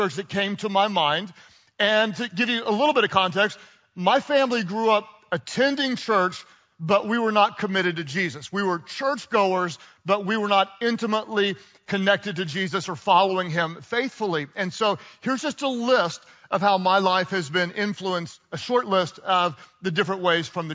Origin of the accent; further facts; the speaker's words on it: United States; also born or lived in Texas / Oklahoma; I grew up in Texas and in Oklahoma